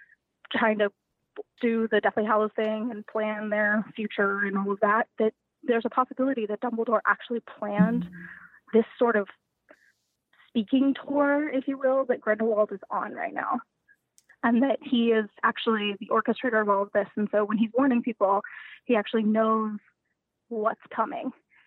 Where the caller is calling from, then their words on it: Houston, Texas, United States; I am calling from, I'm calling from Houston, Texas.